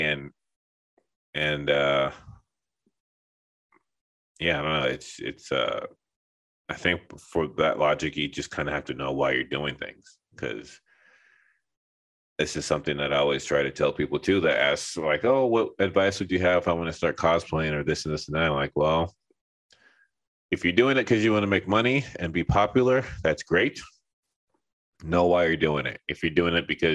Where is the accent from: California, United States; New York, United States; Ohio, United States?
California, United States; Los Angeles; moved away as an adult; also born or lived in Texas; now in Linden, New Jersey, United States; I was homeschooled my whole life, and I grew up in Los Angeles